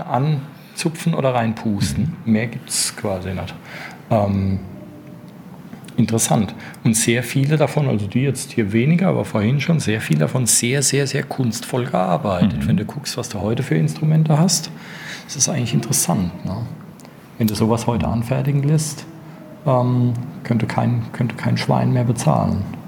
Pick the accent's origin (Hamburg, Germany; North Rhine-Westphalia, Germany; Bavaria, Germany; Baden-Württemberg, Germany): Bavaria, Germany; als Bayer